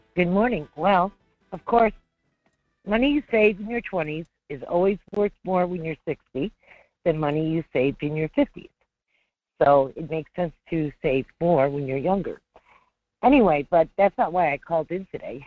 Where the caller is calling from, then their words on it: North Pole, Alaska, United States; I'm calling from the great community of North Pole